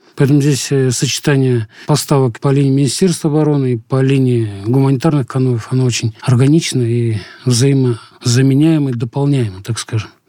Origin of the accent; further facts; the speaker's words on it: Russia; мы из России